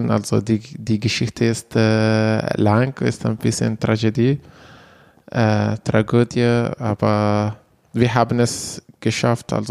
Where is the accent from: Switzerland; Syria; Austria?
Syria; Manbij, Aleppo Governorate; German is a second language; moved away as an adult; now in Germany; komme aus Manbij in der Nähe von Aleppo, so circa 90 Kilometer östlich von, von Aleppo.